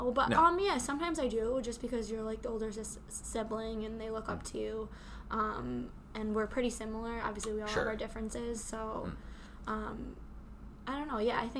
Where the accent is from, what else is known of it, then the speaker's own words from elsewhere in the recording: Sauquoit, near Utica, New York, United States; now in Utica, United States; I went to Sequoia. I graduated from Sequoia, and I was born in Sequoia.